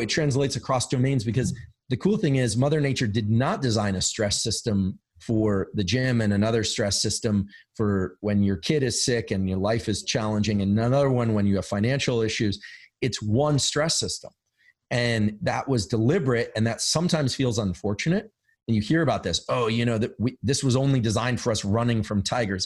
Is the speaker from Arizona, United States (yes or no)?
no; Silicon Valley, California, United States; I'm from Silicon Valley. I live in Silicon Valley